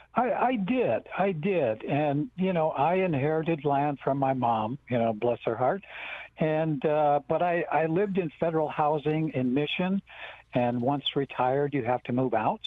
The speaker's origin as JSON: {"language": "English", "area": "Rosebud Reservation", "region": "South Dakota", "country": "United States", "said": "I'm from the Rosebud Reservation"}